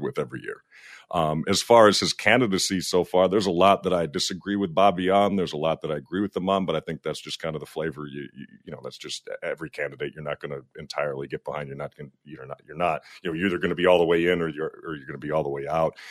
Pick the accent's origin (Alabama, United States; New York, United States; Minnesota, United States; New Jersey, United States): Minnesota, United States; being a Minnesotan